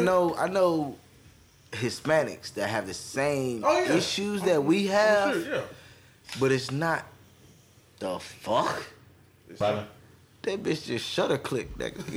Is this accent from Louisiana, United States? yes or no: yes; New Orleans, Louisiana, United States; I'm from New Orleans.